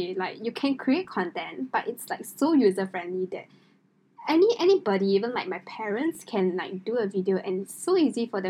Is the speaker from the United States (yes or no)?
no; Singapore; I am Singaporean, female obviously